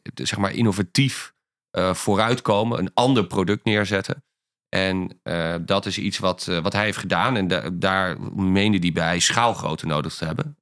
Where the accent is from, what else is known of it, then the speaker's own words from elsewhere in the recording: Ankum, Overijssel, Netherlands; moved away; also born or lived in Amsterdam; ik kom uit een heel klein dorpje